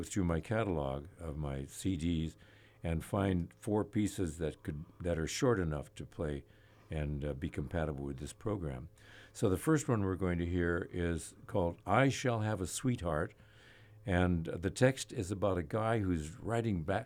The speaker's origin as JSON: {"language": "English", "town": "Los Angeles", "region": "California", "country": "United States", "tie": "born or raised there", "also_born_or_lived": "Santa Barbara / Ventura", "moved": "yes", "lives_now": "Ojai, United States", "said": "I was born in Hollywood, actually, in 1932, when the Keystone Cops were still shooting films on Keystone, on Larchmont Avenue. Goes way back, but it was a great place to grow up"}